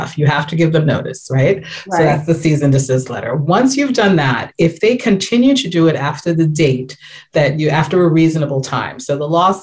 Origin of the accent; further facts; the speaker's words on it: New York, United States; So I'm from New York